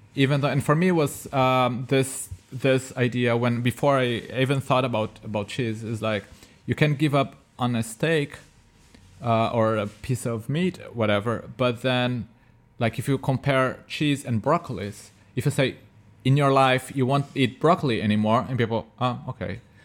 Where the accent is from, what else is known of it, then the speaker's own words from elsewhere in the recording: Brazil; moved away; I'm from Brazil, we have cashew there